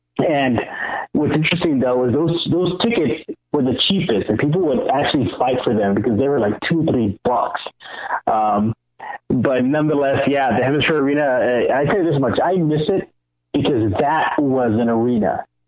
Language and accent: English; San Antonio, Texas, United States; my day growing up in San Antonio